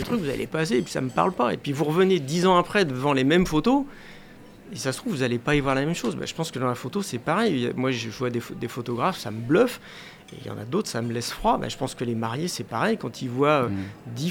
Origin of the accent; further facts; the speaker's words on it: Paris, Île-de-France, France; j'habitais la région parisienne à l'époque, parce que je suis né à Paris, voilà, c'est... Je suis un Parisien pur sucre à l'origine.